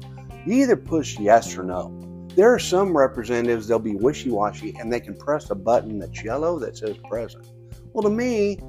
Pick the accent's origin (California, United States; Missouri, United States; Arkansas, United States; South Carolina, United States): Missouri, United States; rural; also born or lived in Atlanta, Georgia; I remember being from rural Missouri. I mean, even though I went to Mizzou, lived in Atlanta, I've seen the outside world, but I just didn't realize, I've been here so long